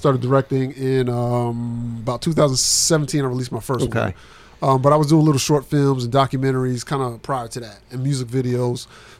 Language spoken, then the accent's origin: English; New Jersey, United States; now in Murfreesboro, United States; Jersey, yes.